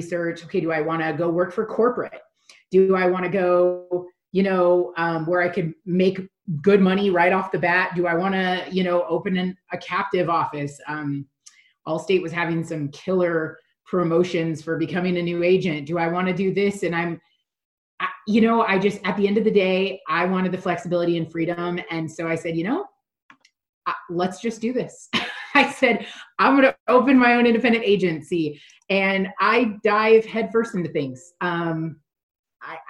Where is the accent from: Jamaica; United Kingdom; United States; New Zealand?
United States; Oregon; now in Las Vegas, United States; I'm from Oregon. All of my family lives in Oregon, friends live in Oregon